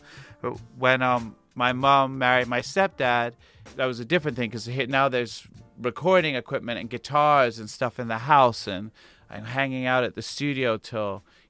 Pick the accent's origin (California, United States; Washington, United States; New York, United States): New York, United States; New York City; born or raised there; also born or lived in London, United Kingdom